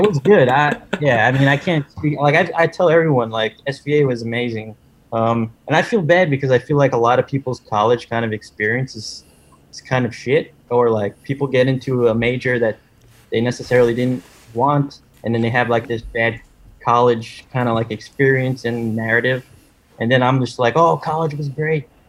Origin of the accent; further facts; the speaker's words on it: New York, United States; born and raised in New York, and still living in New York.